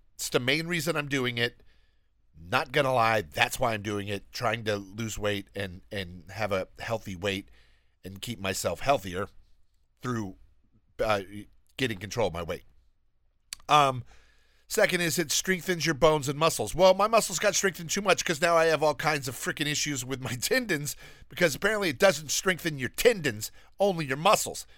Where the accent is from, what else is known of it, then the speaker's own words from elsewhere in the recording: Alabama, United States; I'm from Alabama. I'm very proud to be from Alabama. That is where I am from. That's where I was born.